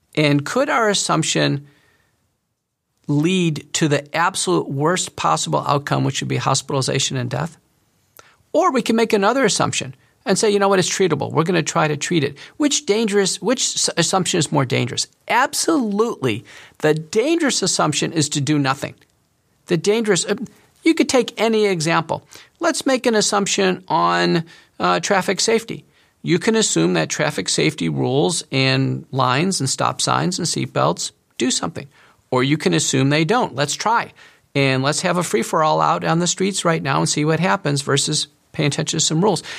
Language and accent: English; United States; as an American doctor